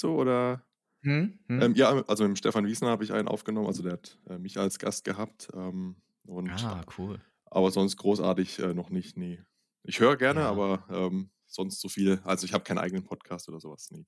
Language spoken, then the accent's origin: German; Rhineland-Palatinate, Germany; ich komme eigentlich aus der Pfalz